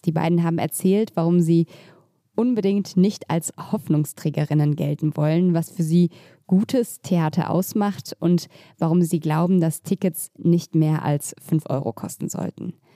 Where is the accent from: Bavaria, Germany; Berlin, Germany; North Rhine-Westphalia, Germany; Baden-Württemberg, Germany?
Berlin, Germany; ich bin in Mitte aufgewachsen